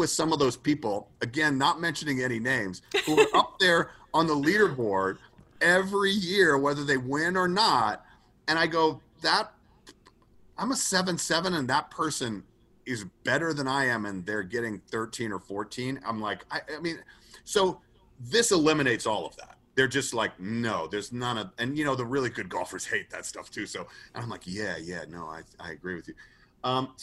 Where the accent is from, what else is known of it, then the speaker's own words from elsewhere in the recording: Atlanta, Georgia, United States; moved away; I was originally from Atlanta, Georgia, and I moved away